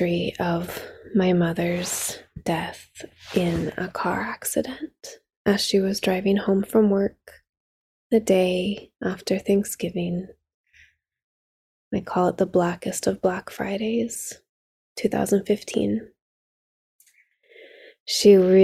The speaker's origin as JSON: {"language": "English", "town": "South Lake Tahoe", "region": "California", "country": "United States", "tie": "born or raised there", "said": "We grew up on the California side of South Lake Tahoe"}